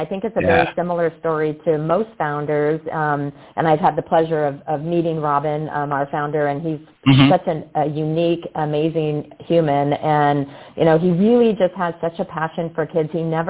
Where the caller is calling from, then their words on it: Bedford, Texas, United States; I am actually at our Unleash Brands headquarters in Bedford, Texas this week.